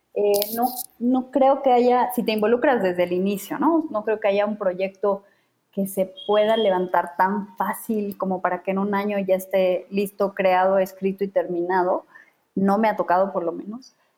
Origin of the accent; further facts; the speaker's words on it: Bolivia; now in Mexico; Yo vengo de Bolivia